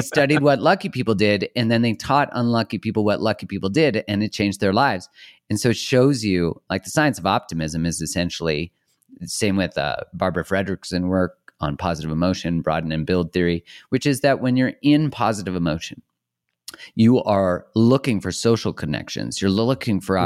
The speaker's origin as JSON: {"language": "English", "country": "Canada", "said": "I'm Canadian"}